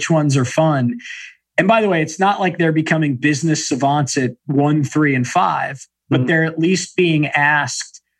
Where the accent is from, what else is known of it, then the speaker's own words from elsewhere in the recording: San Diego, California, United States; when we were kids growing up in San Diego.